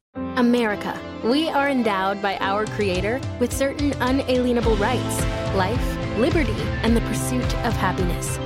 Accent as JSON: {"language": "English", "region": "New York", "country": "United States", "said": "I'm a New Yorker"}